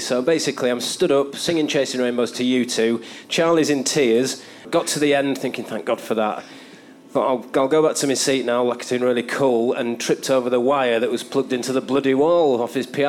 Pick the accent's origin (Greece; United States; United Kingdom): United Kingdom; Stockport, North West England; Of growing up in Stockport, because I was quite young.